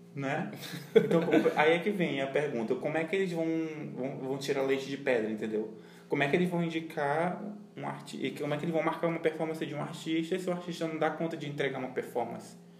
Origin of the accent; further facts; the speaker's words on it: Brazil; a gente é latino também